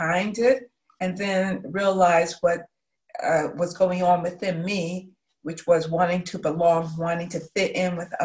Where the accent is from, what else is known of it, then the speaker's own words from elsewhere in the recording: Pittsburgh, Pennsylvania, United States; I'm from Pittsburgh, but I am in St. Louis because my sister was diagnosed with cancer